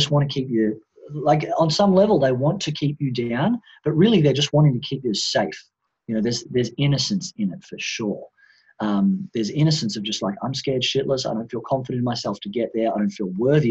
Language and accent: English; Australia; now in Bali, Indonesia; I grew up in Australia, Australian Western society.